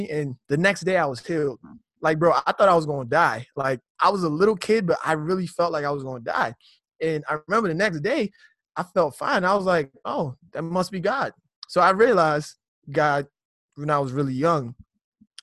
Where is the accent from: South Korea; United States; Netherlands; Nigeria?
Nigeria; moved away; I grew up in Nigeria in my youth.